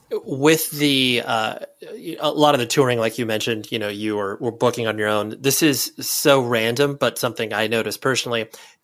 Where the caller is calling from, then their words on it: California, United States; I'm in Southern California, more specifically.